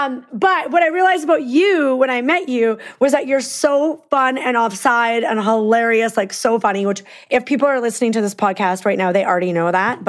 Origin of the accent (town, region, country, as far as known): Peace River, Alberta, Canada; born or raised there; accent: Canadian; moved away as an adult; also born or lived in Vancouver